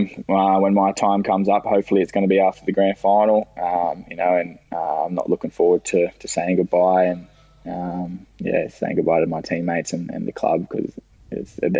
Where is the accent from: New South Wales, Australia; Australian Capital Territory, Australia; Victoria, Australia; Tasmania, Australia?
New South Wales, Australia; Central Coast; playing on the Central Coast in my hometown